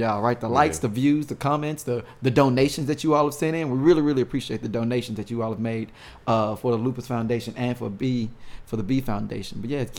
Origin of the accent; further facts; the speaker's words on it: Arkansas, United States; moved away; also born or lived in St. Louis, Missouri; So I'm originally from Arkansas